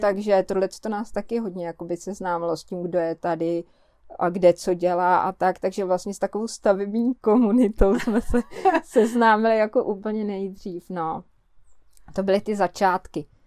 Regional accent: Prague, Czechia; moved away as an adult; now in Kňovice, Czech Republic; my jsme z Prahy, že jo, a tam jsme žili dost jakoby izolovaně

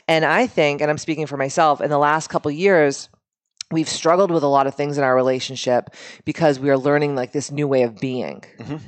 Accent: Boston, Massachusetts, United States; we are from Boston originally

